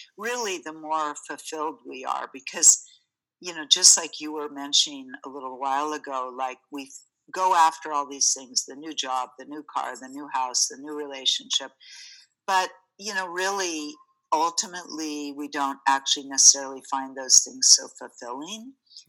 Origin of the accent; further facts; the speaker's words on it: United States; growing up in the States